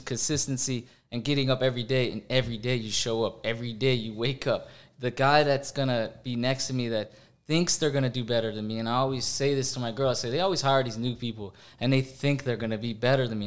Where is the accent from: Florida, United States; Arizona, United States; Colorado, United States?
Florida, United States; I grew up in Florida